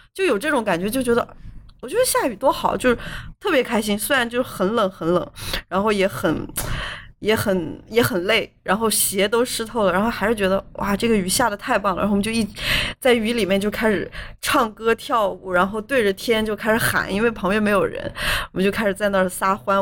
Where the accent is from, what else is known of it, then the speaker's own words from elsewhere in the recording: Northeast China, China; 跟我们东北人的菜量一样